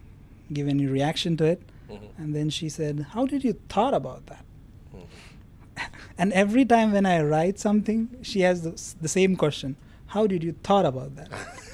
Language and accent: English; Satara, Maharashtra, India; I am basically from Satara.